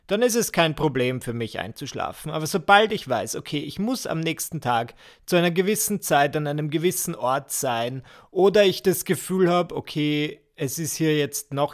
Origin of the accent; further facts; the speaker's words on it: Burgenland, Austria; bin aber ins Burgenland gefahren, wo ich herkomme